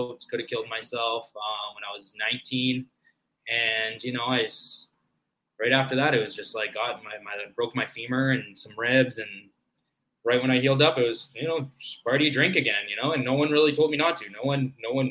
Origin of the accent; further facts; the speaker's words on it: Maple Ridge, British Columbia, Canada; we grew up in Maple Ridge, British Columbia, Canada